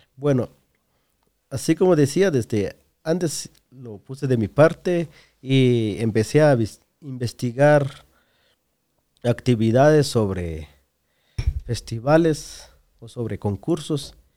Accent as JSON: {"language": "Spanish", "country": "Guatemala", "said": "yo salí de Chiva para estar en otros departamentos"}